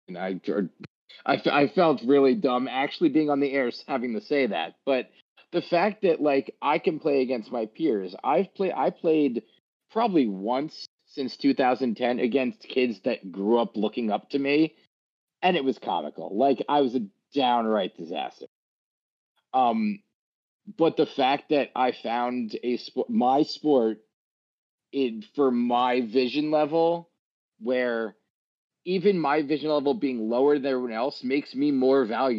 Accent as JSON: {"language": "English", "region": "New York", "country": "United States", "said": "Yeah, it's because I'm from New York."}